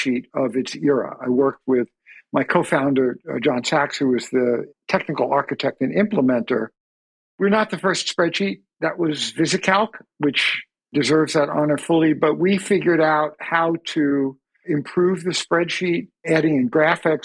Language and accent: English; Long Island, New York, United States; I grew up on Long Island